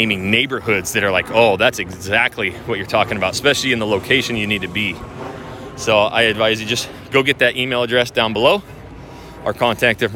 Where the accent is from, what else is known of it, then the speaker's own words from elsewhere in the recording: Coeur d'Alene, Idaho, United States; now in Houston, United States; I'm from Northwest, from Idaho, from Coeur d'Alene, like just south of the Canadian border